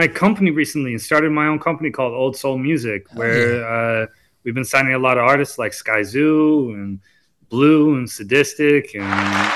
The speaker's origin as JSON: {"language": "English", "town": "Wilmington", "region": "North Carolina", "country": "United States", "tie": "born or raised there", "said": "I grew up in Wilmington"}